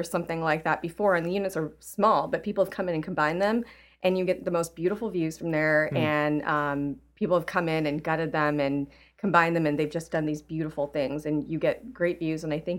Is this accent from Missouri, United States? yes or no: no; California, United States; now in Chicago, United States; I guess I'm a transplant from California. I moved to Chicago 15 years ago.